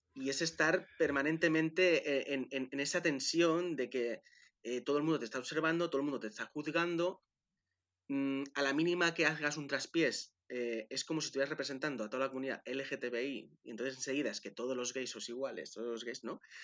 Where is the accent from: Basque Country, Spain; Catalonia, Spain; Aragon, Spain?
Catalonia, Spain; Manresa; nací en, en Manresa